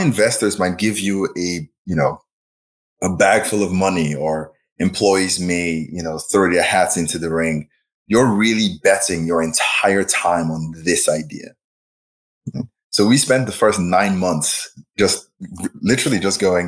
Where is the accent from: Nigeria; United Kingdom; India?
Nigeria; moved away as an adult; also born or lived in Champaign, Illinois / Boston / Silicon Valley; now in Chicago, United States; I was born and raised in Nigeria, and then I moved to the US for undergrad